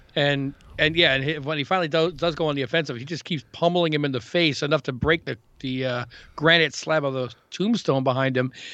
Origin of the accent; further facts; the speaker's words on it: New York City, New York, United States; also born or lived in Queens; as a New Yorker.